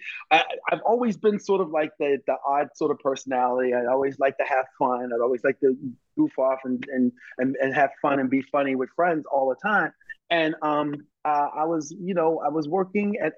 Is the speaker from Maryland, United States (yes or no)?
yes; Baltimore, Maryland, United States; when I was a kid, growing up in Baltimore